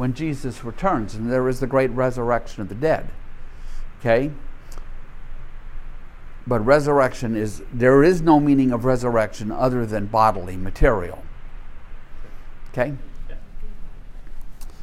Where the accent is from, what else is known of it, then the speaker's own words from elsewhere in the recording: Louisiana, United States; I grew up in a world in the 1950s and 60s in the Deep South